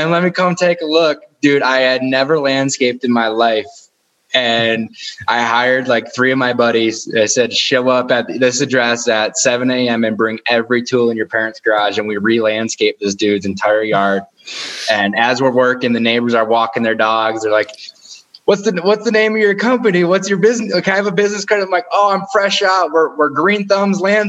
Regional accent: outside of Detroit, Michigan, United States; Michigan, outside of Detroit

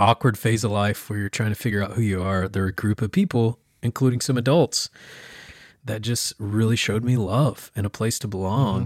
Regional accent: small town Oklahoma, United States; moved away; that grew up in small town Oklahoma

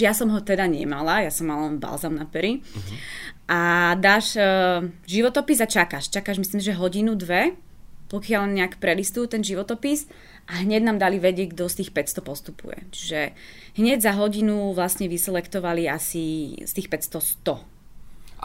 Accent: Slovakia; ja som bol zo Slovenska

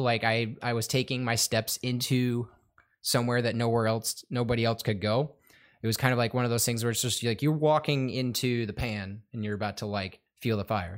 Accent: Madison Heights, Michigan, United States; I'm from the Madison Heights area, Michigan.

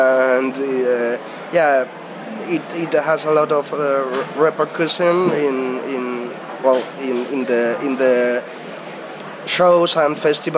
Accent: North Spain, Spain; English is a second language; we are from North Spain

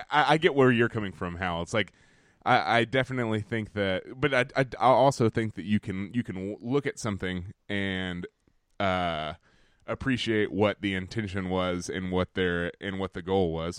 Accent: Alabama, United States; now in New York, United States; We are two dudes from Alabama and a Welsh Londoner

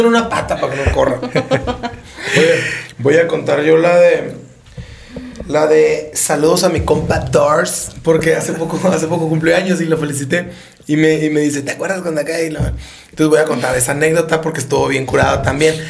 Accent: Empalme, Sonora, Mexico; los dos somos de Empalme

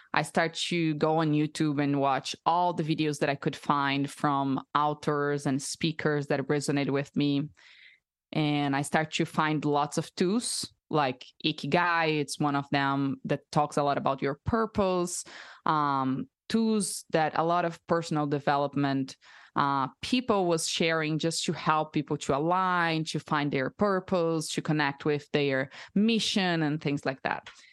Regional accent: Brazil; English is a second language; moved away as an adult; also born or lived in United States; now in Austin, United States; I'm from Brazil, so I'm born and raised there my whole life, and I just moved to the U S two years and a half ago

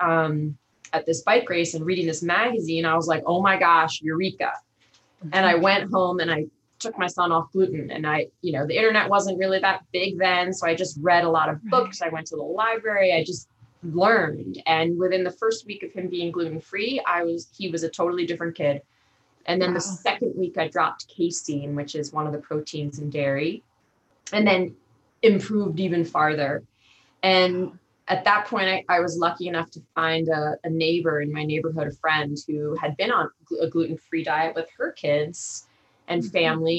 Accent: Long Island, New York, United States; moved away as an adult; also born or lived in Montana; growing up on Long Island

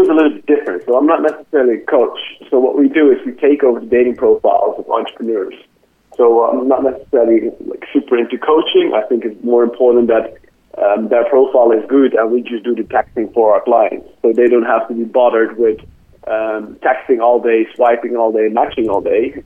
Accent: Netherlands; moved away as an adult; I'm originally from the Netherlands. I lived abroad for the last five to ten years already in a lot of different countries

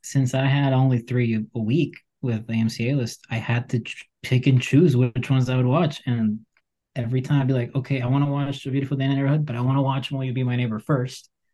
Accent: Colombia; I'm from Colombia

